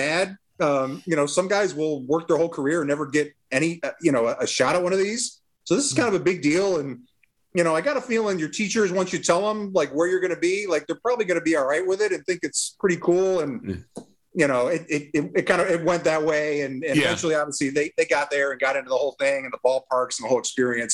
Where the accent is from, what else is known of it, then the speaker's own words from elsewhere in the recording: Massachusetts, United States; I grew up in Massachusetts, so I grew up a Sox fan